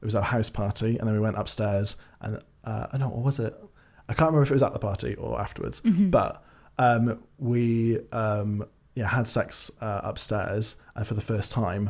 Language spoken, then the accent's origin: English; Swansea, Wales, United Kingdom; I grew up in Swansea in Wales, nice. In South Wales